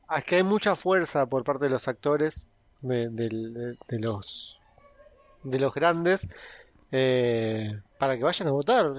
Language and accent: Spanish; Argentina; somos los argentinos